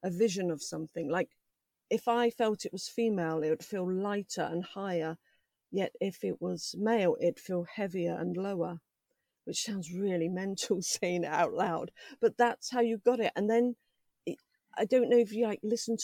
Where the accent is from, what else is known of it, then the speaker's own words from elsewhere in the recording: London, United Kingdom; moved away; also born or lived in Buckinghamshire; I grew up in London, but we lived in Buckinghamshire at the time.